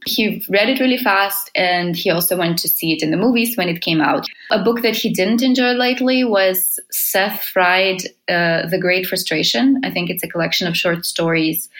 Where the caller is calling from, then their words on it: Helsinki, Uusimaa, Finland; I'm calling from Helsinki, Finland.